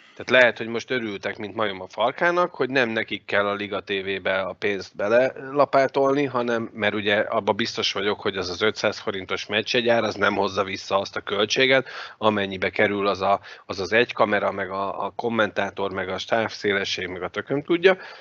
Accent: Hungary; magyarok vagyunk

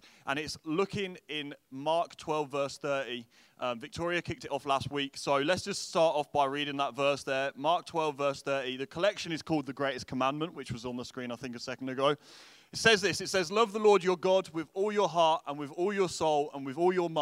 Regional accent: England, United Kingdom; moved away as an adult; now in Derry, United Kingdom; I'm originally from England, and now we live just outside of Derry

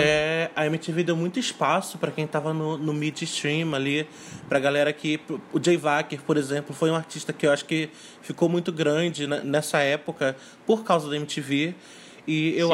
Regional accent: São Gonçalo, Rio de Janeiro, Brazil; sou de São Gonçalo, é, no Rio

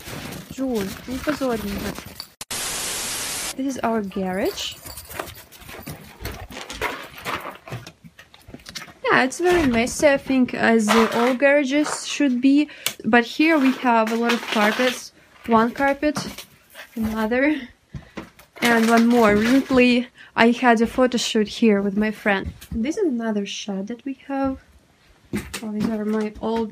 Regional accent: Spassk-Dalny, Primorsky Krai, Russia; I live in the far east of Russia, and now I'm in my hometown Spassk

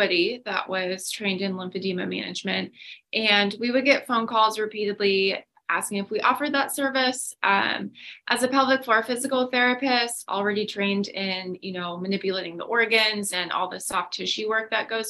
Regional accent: northwest suburbs of Chicago, Illinois, United States; moved away as an adult; also born or lived in Missouri; now in Florida, United States; I'm from the Midwest. So northwest suburbs of Chicago

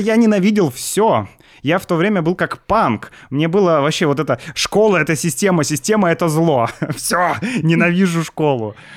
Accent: Saint Petersburg, Russia; мое детство в Санкт-Петербурге

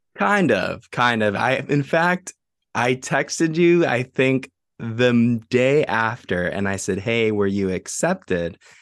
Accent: San Marcos, United States; my hometown, San Marcos

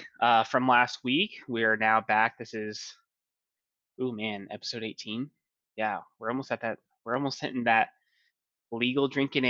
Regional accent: Houston, Texas, United States; I was born in Houston, I have family in Houston

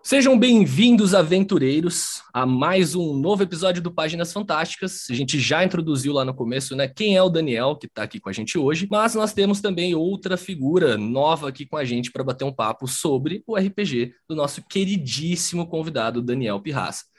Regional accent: interior of São Paulo, Brazil; moved away; Eu tenho um grupo na minha cidade natal, que é no interior de São Paulo

